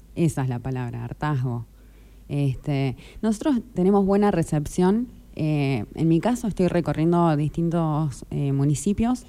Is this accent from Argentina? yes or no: yes; Juan N. Fernández, Buenos Aires Province, Argentina; also born or lived in Tandil; soy de de Fernández, tengo 28